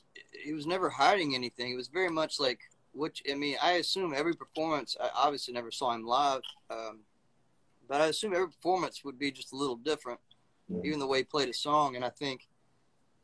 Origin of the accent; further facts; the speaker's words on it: Mississippi, United States; also born or lived in Missoula, Montana; now in Birmingham, United States; I'm from Mississippi originally